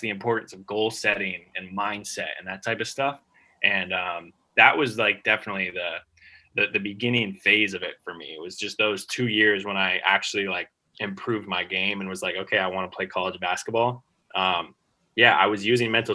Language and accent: English; United States; moved away as an adult; also born or lived in Australia; being an American in Australia